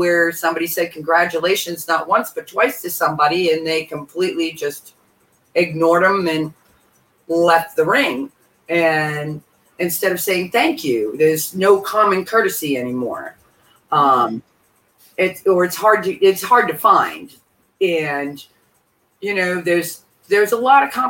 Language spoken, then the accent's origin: English; Massachusetts, United States; I'm from Massachusetts